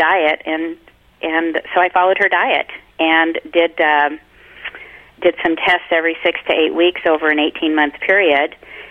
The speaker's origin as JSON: {"language": "English", "country": "Canada", "said": "Oh, I'm so Canadian."}